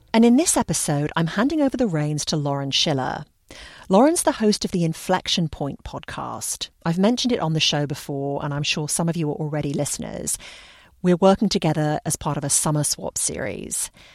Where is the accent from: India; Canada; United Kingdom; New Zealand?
United Kingdom; England; like me, was born and raised in England